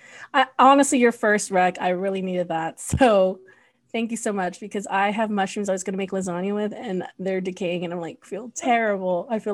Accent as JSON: {"language": "English", "country": "Philippines", "said": "Like I can kind of wear these jogging pants and be okay as a Filipino woman, and I can you know, eat banana ketchup with all kind of delicacies like now."}